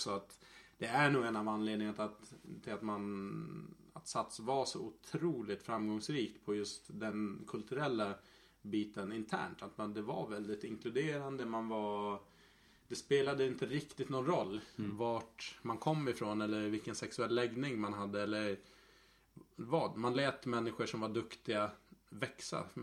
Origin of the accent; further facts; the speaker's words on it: Gotland, Sweden; moved away as an adult; now in Stockholm, Sweden; egentligen 22 års åldern någonstans när jag flyttade ifrån Gotland och spelade i eh, ett lag här i Stockholm i Mälarhöjden